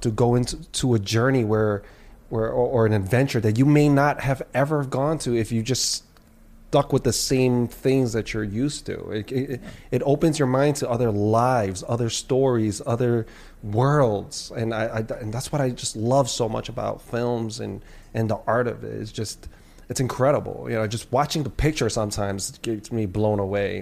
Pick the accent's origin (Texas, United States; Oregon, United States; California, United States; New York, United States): New York, United States; New York City; I grew up in New York City